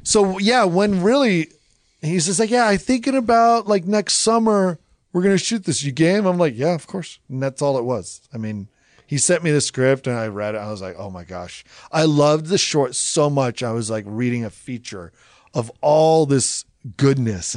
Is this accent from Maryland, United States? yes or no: no; Salem, Oregon, United States; I grew up in Oregon. I grew up in this neighborhood.